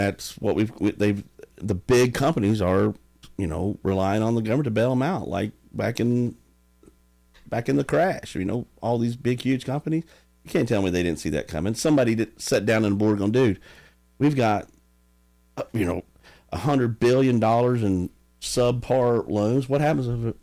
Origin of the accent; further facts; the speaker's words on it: United States; I grew up in Sharkey